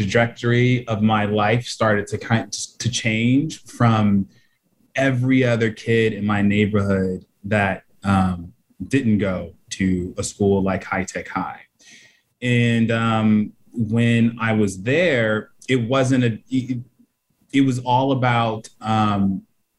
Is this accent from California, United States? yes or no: yes; San Diego, California, United States; I grew up in District 4 in Southeast San Diego, predominantly Black, went to neighborhood schools